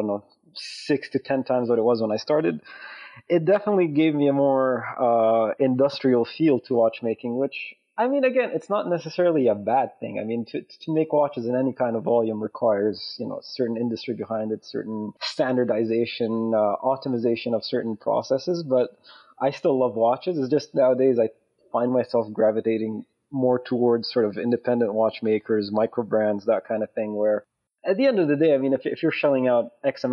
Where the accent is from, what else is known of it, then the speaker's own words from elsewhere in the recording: Saudi Arabia; now in Lausanne, Switzerland; I'm originally from Saudi Arabia, but I've been living in Switzerland for the past 21 years now.